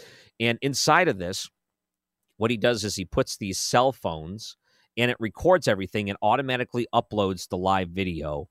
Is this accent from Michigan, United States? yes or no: yes; Detroit, Michigan, United States; now in St. Louis, United States; Growing up in the Detroit area